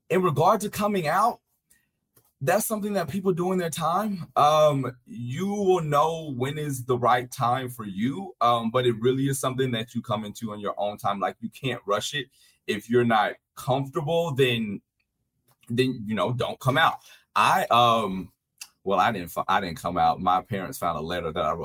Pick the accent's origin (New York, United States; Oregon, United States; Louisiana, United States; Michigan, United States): Louisiana, United States; I'm from Louisiana, so I'm from the Deep South